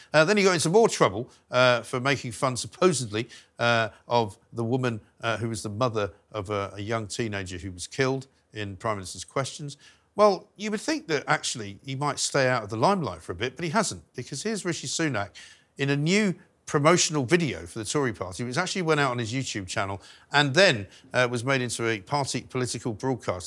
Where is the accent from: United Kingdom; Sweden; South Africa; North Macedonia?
United Kingdom; London; moved away as an adult; also born or lived in Bath / New York / Wiltshire; I grew up in London